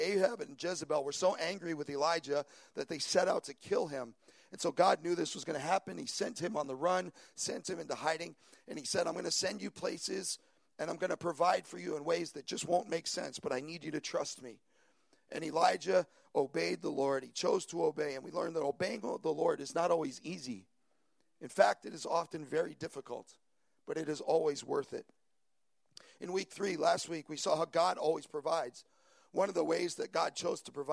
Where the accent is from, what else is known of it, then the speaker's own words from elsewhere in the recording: New York, United States; moved away as an adult; also born or lived in Long Island; now in San Francisco Bay Area, United States; I'm originally from New York, and for the last 15 years, Long Island has been home for us